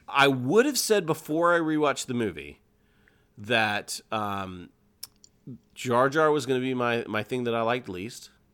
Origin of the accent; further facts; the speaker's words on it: Lawrenceville, United States; I grew up in the Lawrenceville area